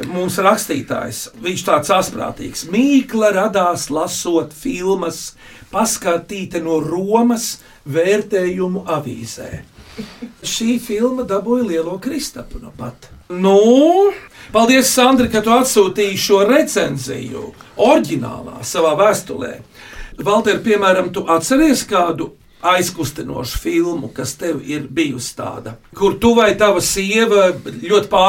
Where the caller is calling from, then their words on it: Liepāja, Kurzeme, Latvia; Sveiki! Labdien! … no Liepājas